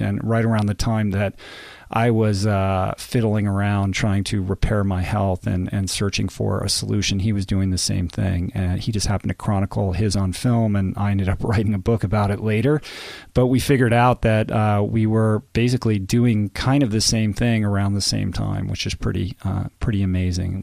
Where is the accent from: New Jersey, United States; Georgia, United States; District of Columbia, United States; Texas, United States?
District of Columbia, United States; Washington; moved away; D C, my hometown